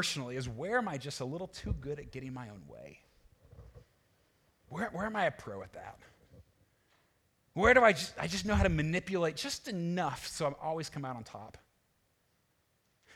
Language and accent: English; United States; being American